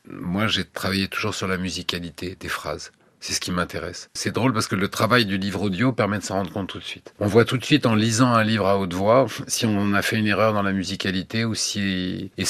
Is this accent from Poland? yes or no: no; United States; French is a second language; je me retrouve en tant qu'américain aussi dans la peau d'un Allemand démocrate